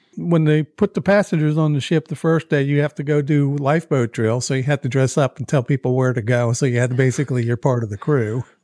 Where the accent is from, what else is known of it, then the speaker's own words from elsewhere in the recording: Baltimore, Maryland, United States; moved away; also born or lived in Nashville; I'm from Baltimore, Maryland